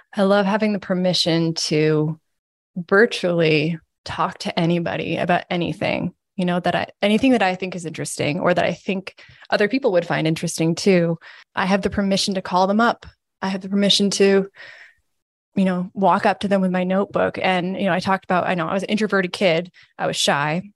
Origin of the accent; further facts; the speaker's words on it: Williston, Vermont, United States; I'm from here. I'm from Williston, uh, Vermont, and I grew up reading the Burlington Free Press over breakfast